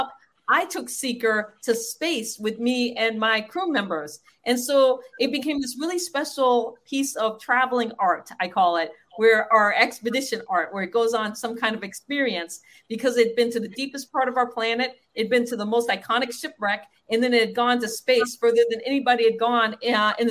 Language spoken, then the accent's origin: English; Guam; I was born in Guam, which sits on the Marianas